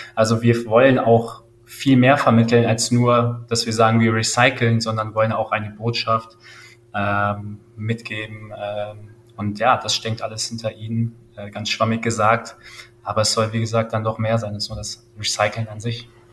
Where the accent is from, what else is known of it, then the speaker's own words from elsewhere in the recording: Langenfeld, North Rhine-Westphalia, Germany; ich komme aus Langenfeld, das ist eine kleine Stadt neben Düsseldorf